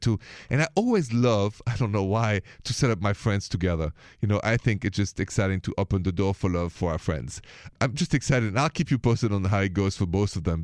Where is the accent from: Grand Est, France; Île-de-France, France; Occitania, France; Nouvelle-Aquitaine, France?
Île-de-France, France; Paris; accent: French; moved away; my accent is from France, from Paris.